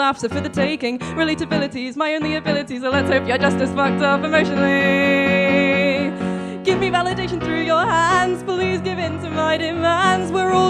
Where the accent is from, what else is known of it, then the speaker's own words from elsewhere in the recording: Liverpool, North West England, United Kingdom; now in Brighton, United Kingdom; I'm from Liverpool and currently residing in Brighton.